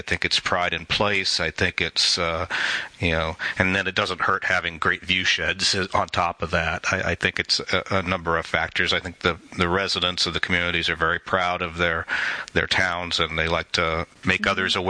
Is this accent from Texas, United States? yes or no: no; Indianapolis, Indiana, United States; moved away as an adult; also born or lived in Michigan; now in Traverse City, United States; I grew up in Indiana, down in Indianapolis